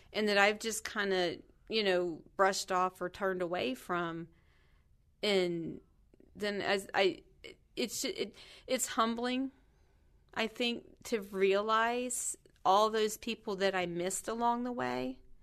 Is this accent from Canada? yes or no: no; Kentucky, United States; I grew up in Kentucky